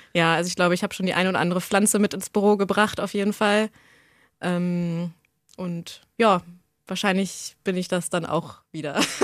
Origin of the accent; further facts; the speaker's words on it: Hanover, Lower Saxony, Germany; now in Braunschweig, Germany; also bin in Hannover geboren, habe auch lange hier im Umland auf dem Dorf gelebt.